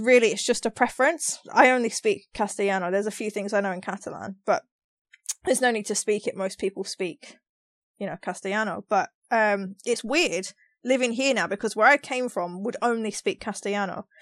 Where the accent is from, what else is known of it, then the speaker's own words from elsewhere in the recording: London, United Kingdom; moved away as an adult; now in Australia; is it me with the accent 'cause I'm from London